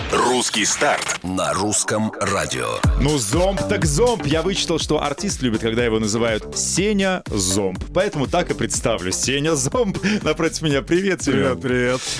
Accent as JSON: {"language": "Russian", "town": "Barnaul", "region": "Altai Krai", "country": "Russia", "tie": "born or raised there", "said": "Э, я из Барнаула, То есть... Сибирь, Алтайский край. Там родился, там и пригодился."}